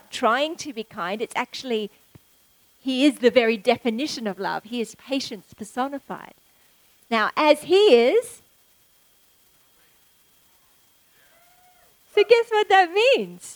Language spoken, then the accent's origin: English; Australia; as an Aussie